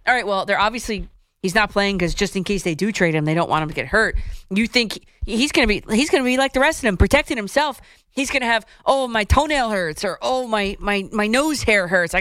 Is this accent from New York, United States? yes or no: no; Dumont, New Jersey, United States; I'm from Dumont, right down the road